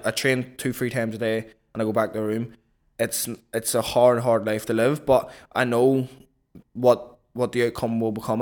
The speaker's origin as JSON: {"language": "English", "town": "Belfast", "region": "Northern Ireland", "country": "United Kingdom", "tie": "born or raised there", "moved": "as an adult", "lives_now": "London, United Kingdom"}